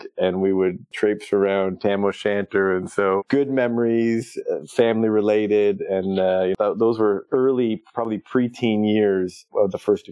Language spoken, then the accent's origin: English; Toronto, Ontario, Canada; moved away as an adult; also born or lived in Florida; I had the chance to return home. And I'm from Toronto